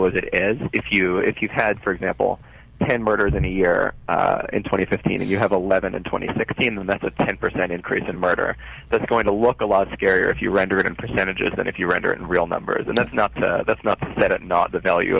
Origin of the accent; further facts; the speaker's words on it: New York, United States; a New Yorker like myself